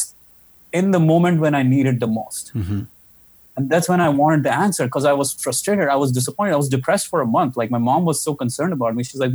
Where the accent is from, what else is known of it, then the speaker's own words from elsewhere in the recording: Jaipur, Rajasthan, India; in my hometown, Jaipur, in India.